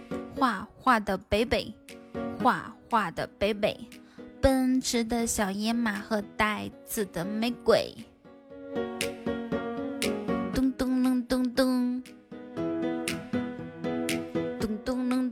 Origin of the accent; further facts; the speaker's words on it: Ethiopia; 其实我我在国外读书的时候，像我们埃塞俄比亚那边，我们就经常这样吃哦。